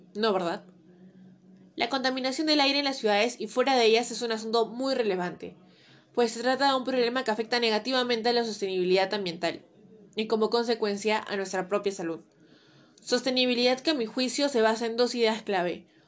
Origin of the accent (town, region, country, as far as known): Peru